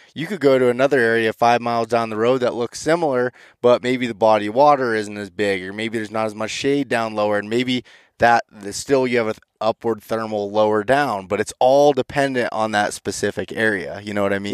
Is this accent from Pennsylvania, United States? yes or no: yes; Pennsylvania, United States; my home state of Pennsylvania